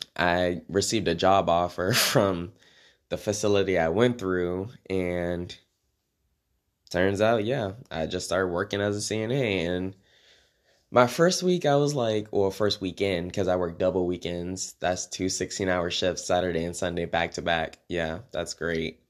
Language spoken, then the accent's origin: English; Maryland, United States; moved away as an adult; also born or lived in Washington, D.C.; now in Oklahoma, United States; I was born in D C, and I was raised in Maryland